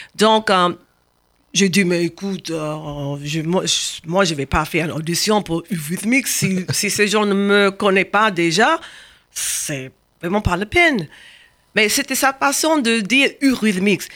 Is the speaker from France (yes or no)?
no; Washington, District of Columbia, United States; French is a second language; moved away; also born or lived in Baltimore; Je suis né à Baltimore, mais j'ai quitté Baltimore très jeune. Donc, je, suis grandi à Washington